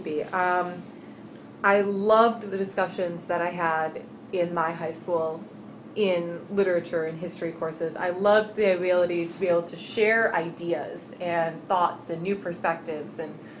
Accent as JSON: {"language": "English", "town": "Grand Haven", "region": "Michigan", "country": "United States", "tie": "born or raised there", "also_born_or_lived": "Muskegon, Michigan", "said": "I was born in Grand Rapids, grew up in Grand Haven"}